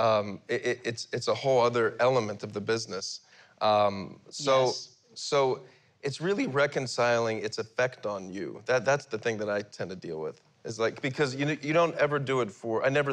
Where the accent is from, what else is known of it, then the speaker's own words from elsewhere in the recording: Philadelphia, Pennsylvania, United States; even as a young man growing up in Philadelphia